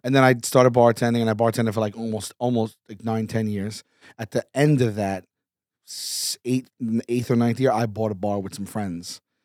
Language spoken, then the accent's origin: English; New York City, New York, United States; from New York, from Staten Island